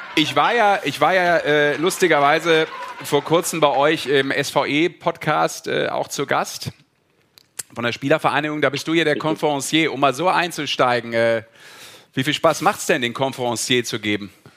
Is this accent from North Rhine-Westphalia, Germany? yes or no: yes; Düsseldorf, North Rhine-Westphalia, Germany; als Düsseldorfer